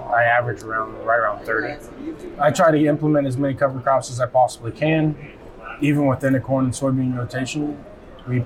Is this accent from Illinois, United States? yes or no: yes; Golden, Illinois, United States; I'm from Golden, Illinois, which is up by Quincy, west central side of the state. I farm with my dad